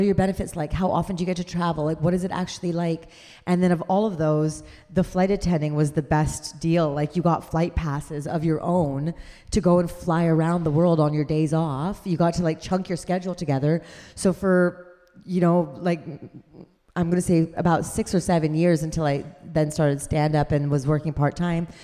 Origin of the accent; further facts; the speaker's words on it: Canada; I'm a Canadian